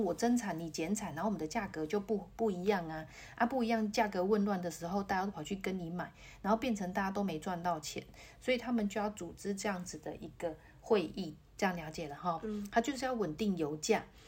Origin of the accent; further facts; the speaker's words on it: Taiwan; 我们台湾人